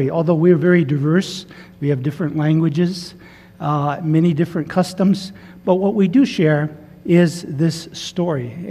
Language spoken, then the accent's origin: English; Santa Clara Pueblo, New Mexico, United States; Tewa, uh, I'm from Santa Clara Pueblo